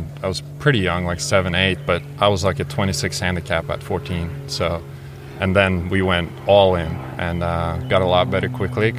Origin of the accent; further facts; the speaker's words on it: Oslo, Norway; Yeah, just I'm from Oslo, Norway.